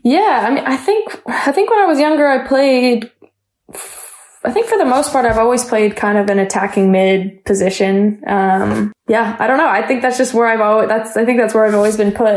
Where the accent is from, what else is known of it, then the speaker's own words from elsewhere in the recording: London, Ontario, Canada; I grew up playing soccer in London